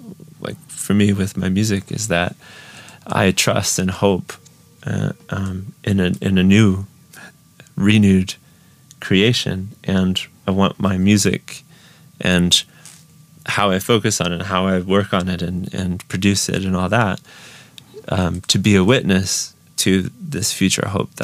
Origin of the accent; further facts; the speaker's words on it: Ukraine; I grew up in Ukraine. So my parents were missionaries. So since I was 6 years old, I've lived in Ukraine. So went through the whole school system here and all of my education's here.